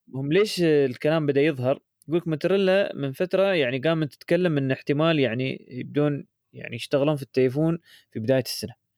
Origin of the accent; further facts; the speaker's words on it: United Arab Emirates; عندنا في الامارات